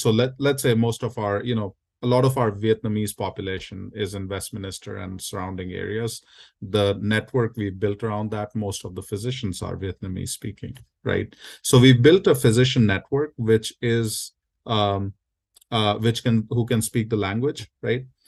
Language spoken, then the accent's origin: English; India; now in United States; I was born and raised in India. I'm a first generation immigrant here in the U S